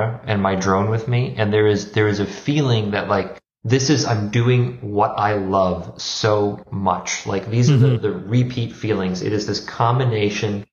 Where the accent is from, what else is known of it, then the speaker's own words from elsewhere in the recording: Minnesota, United States; moved away as an adult; also born or lived in Wisconsin / Rome / San Francisco; I grew up in Minnesota